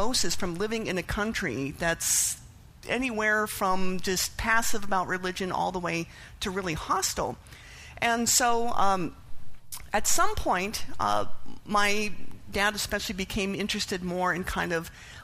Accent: Canada; I was raised atheist in Canada, which is a pretty secular country

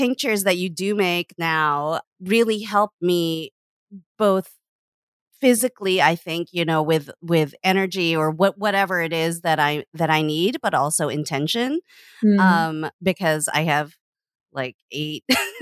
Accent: Canada; I grew up in Canada

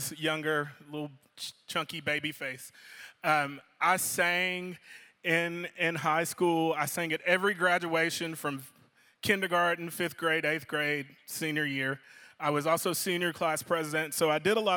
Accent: Louisville, Kentucky, United States; I grew up in Louisville, Kentucky

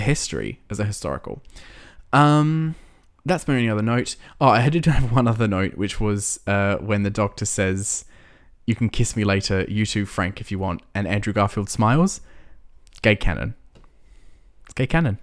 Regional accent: Australia; we're Australian, right? We don't get taught American history at school.

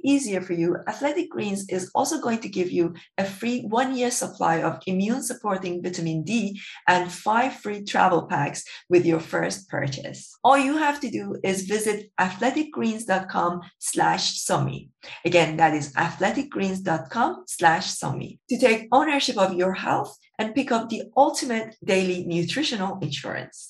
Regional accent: Iran; moved away; I grew up in Iran

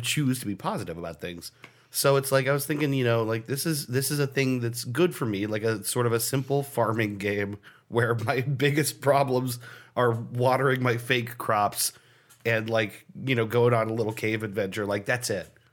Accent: United States; as an American

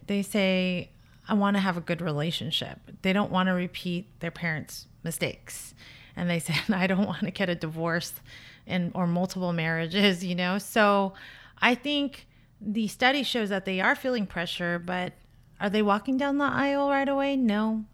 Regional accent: Orange County, California, United States; I grew up in Orange County in the suburban neighborhood

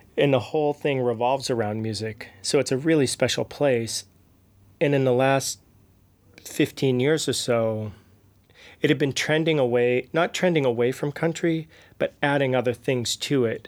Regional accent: outside of Boston, Massachusetts, United States; moved away as an adult; also born or lived in New York City / Nashville; now in Prague, Czech Republic; I grew up outside of Boston

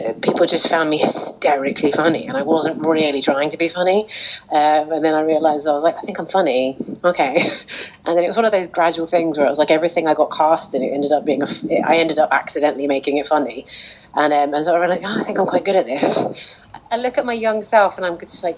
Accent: Barnet, London, United Kingdom; I was born in Barnet

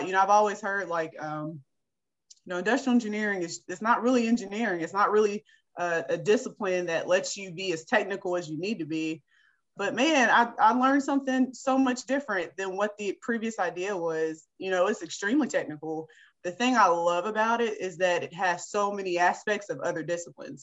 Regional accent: Beckley, West Virginia, United States; I'm a West Virginia native. I was born right here in this great state. I was born in Beckley, West Virginia

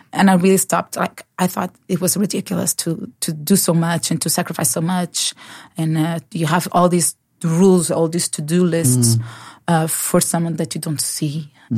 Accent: Lisbon, Portugal; accent: Portuguese; English is a second language; moved away as an adult; now in Norway; I'm from Portugal. Yes. And I grew up in a Christian family.

